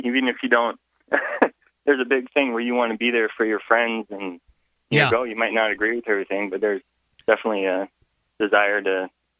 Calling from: Lincoln, Nebraska, United States

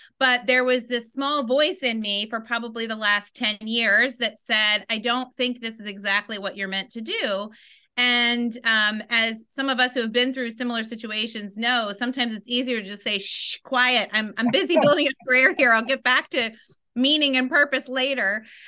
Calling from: Washington, District of Columbia, United States; I am calling in from Washington, D.C. this morning.

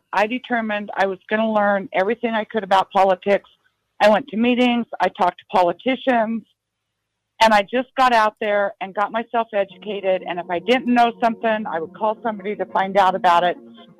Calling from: Wasilla, Alaska, United States; I live in Wasilla.

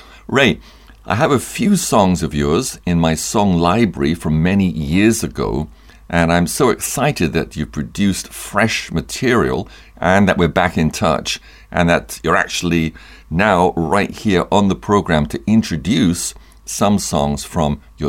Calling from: Parakou, Borgou, Benin; I'm speaking from Parakou. That's in Benin, in West Africa, which is quite a remote place.

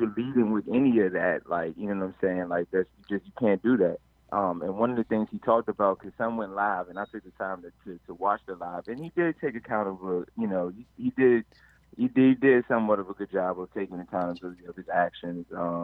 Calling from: Takoma Park, Maryland, United States; I'm calling from Tacoma Park.

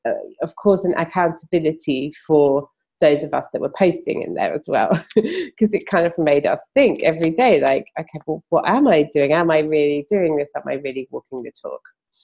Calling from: London, United Kingdom; I'm podcasting from London, in the UK.

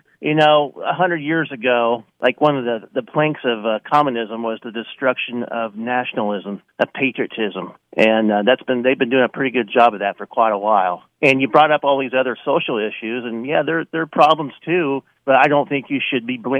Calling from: Newton, Iowa, United States; Newton, Iowa.

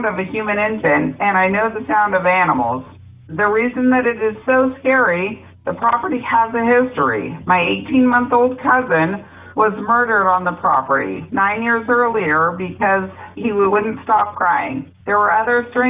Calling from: Woodland, California, United States; I'm calling from Woodland, California

